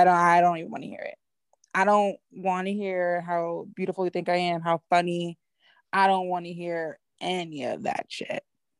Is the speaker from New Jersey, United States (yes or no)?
no; New York, United States; I'm from New York